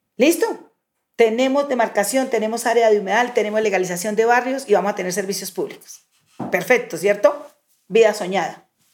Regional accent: Pauna, Boyacá, Colombia; moved away as an adult; now in Bogotá, Colombia; hija de Boyacá, uno de los mejores departamentos de Colombia. Eh, soy hija de Cándido y Elena, dos campesinos en el municipio de Pauna, Boyacá

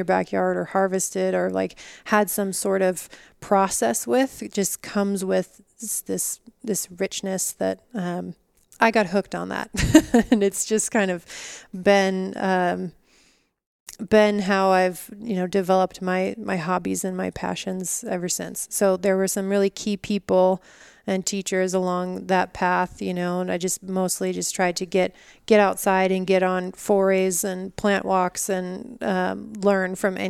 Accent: Colorado, United States; also born or lived in California; now in Utah, United States; I grew up mostly in Colorado, but my family moved a lot. So it was either Colorado or California. And then I got to Utah about 7 years ago now.

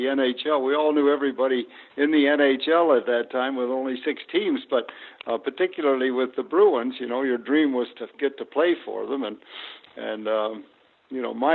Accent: Oshawa, Ontario, Canada; I grew up in Oshawa, Ontario.

